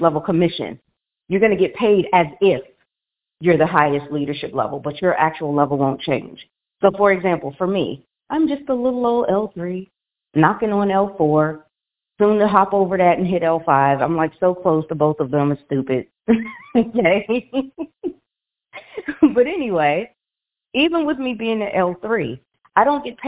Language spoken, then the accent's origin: English; Washington, District of Columbia, United States; moved away as an adult; now in Las Vegas, United States; we have moved just a couple months ago from our home, well, my hometown of Washington, D.C.